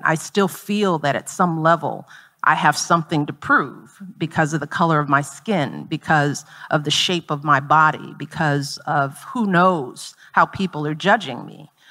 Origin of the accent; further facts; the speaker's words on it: Chicago, Illinois, United States; I grew up in Chicago in a working class community